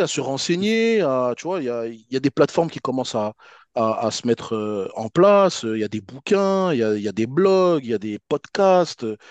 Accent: Paris, Île-de-France, France; quand on était jeunes sur Paris

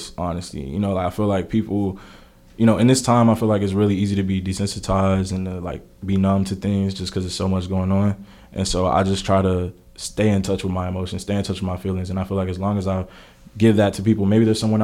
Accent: Houston, Texas, United States; also born or lived in Rosenberg, Texas; I grew up in Houston for most of my life

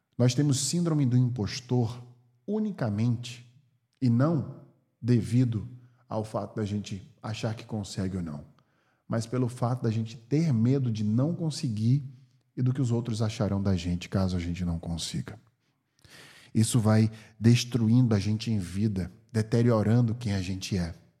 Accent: Brazil; now in California, United States; sendo brasileiro, porque meu passaporte é do Brasil

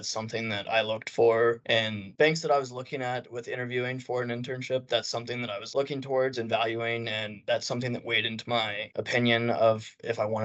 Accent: Amarillo, Texas, United States; My preference is in person, but that's because I'm from Amarillo and I worked as a teller.

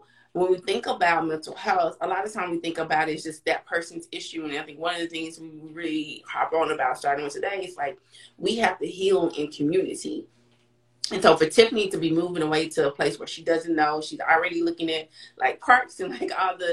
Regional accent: Texas, United States; as a Texan

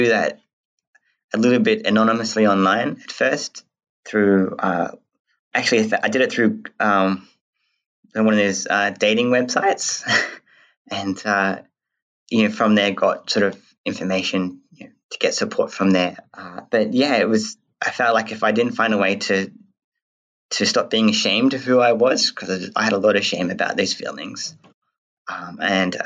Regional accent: Western Australia, Australia; born or raised there; also born or lived in New Zealand

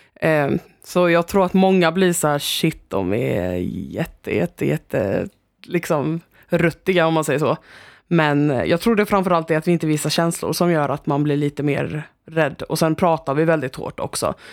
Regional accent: Stockholm, Stockholm County, Sweden; moved away as an adult; now in Växjö, Sweden; Jag kommer från Stockholm

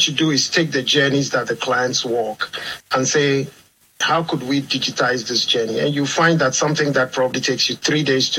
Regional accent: southeastern Ghana, Ghana; moved away as an adult; now in Jersey; I'm Ghanaian. I come from Ghana, from the southeastern side of Ghana

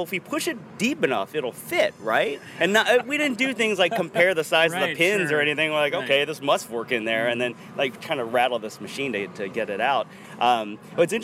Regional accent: Ohio, United States; where I grew up in Ohio

